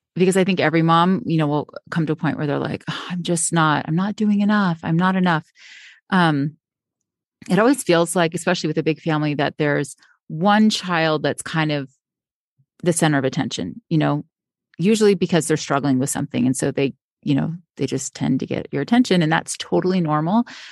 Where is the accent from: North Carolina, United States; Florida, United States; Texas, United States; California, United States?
Florida, United States; now in Utah, United States; I grew up in Florida and also said I would always live by the beach, and now I live in Utah